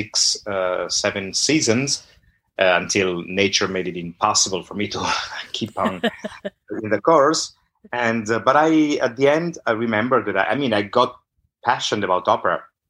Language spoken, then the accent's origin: English; Milan, Lombardy, Italy; accent: northern accent; first language Italian; English is a second language; moved away; also born or lived in Naples (ancestry); I'm Italian. I grew up in Italy